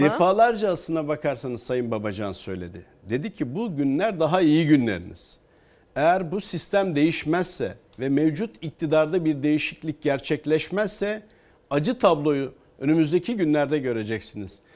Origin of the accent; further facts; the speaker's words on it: Çankırı Province, Turkey; benim memleketim Çankırı